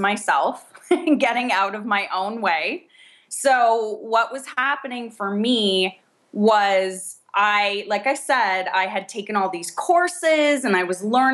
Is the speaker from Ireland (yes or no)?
no; Canada; moved away as an adult; now in California, United States; we're both Canadian